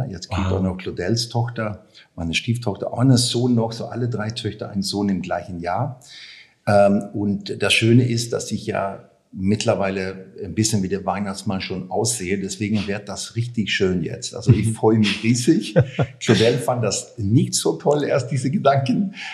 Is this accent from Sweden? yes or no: yes; Sweden; German is a second language; ja, ich bin in, in, in Schweden aufgewachsen. Ähm, ganz schönes Land damals, mhm. ganz ruhig